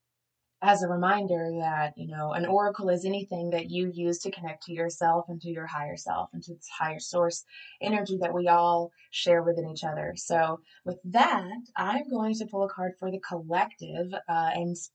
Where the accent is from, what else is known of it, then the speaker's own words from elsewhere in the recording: Southeast Tennessee, United States; I grew up in Southeast Tennessee, and I was adopted when I was 2 days old